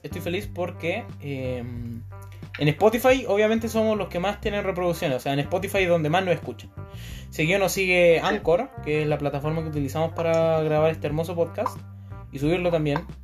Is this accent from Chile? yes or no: yes; Chile; somos chilenos